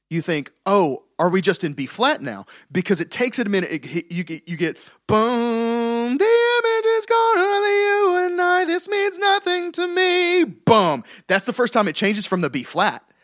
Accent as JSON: {"language": "English", "region": "the South", "country": "United States", "said": "We're from the South."}